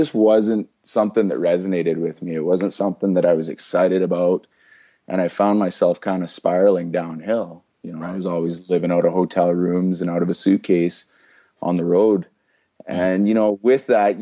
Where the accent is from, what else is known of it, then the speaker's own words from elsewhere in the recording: Red Deer, Alberta, Canada; also born or lived in Edmonton; I moved back to my hometown, Red Deer